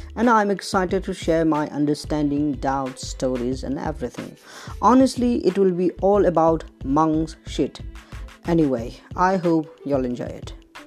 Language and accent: English; Nepal; I'm from High Himalaya of Nepal